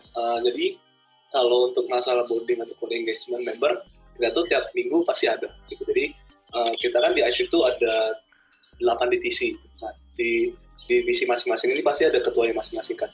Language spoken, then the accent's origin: Indonesian; Palembang, South Sumatra, Indonesia; gue kan dari Palembang ya, jadi di Palembang tuh udah nerapin PSBB